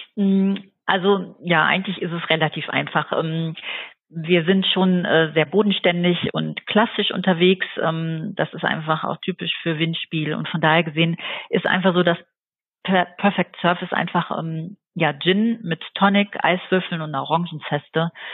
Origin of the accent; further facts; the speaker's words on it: Dortmund, North Rhine-Westphalia, Germany; now in Eifel, Germany; ich wurde in Dortmund geboren und lebe seit mittlerweile ungefähr zwölf Jahren hier in der Eifel